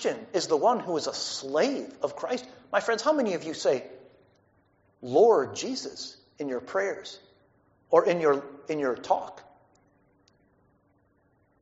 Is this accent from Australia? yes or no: no; United States; our own values as American people